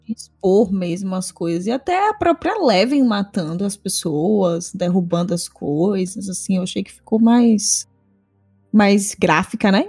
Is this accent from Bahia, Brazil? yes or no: yes; Bahia, Brazil